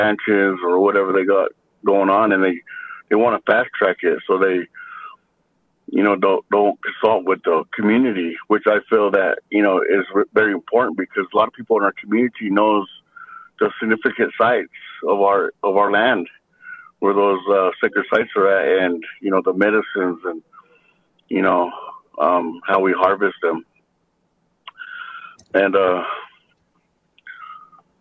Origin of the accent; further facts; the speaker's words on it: Nevada, United States; I'm from the Duck Valley Shoshone Paiute tribe.